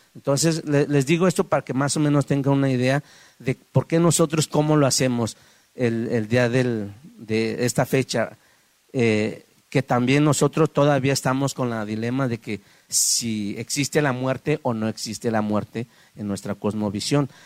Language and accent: Spanish; Guadalajara, Jalisco, Mexico; also born or lived in San Miguel Aguacate, Oaxaca; yo crecí aquí en la ciudad de Guadalajara, pero voy y vengo eh, en mi pueblo natal